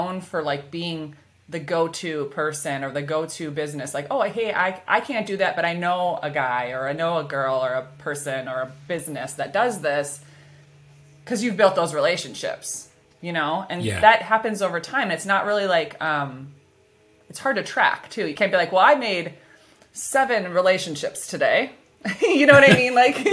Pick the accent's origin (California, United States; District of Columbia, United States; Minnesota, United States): Minnesota, United States; accent: Minnesotan; my Minnesotan accent